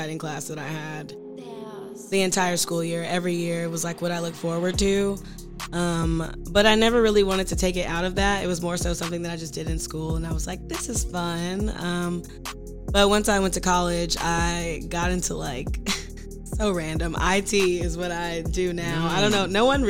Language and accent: English; Ellenwood, Georgia, United States; I'm from Ellenwood, Georgia. I grew up, you know, DeKalb County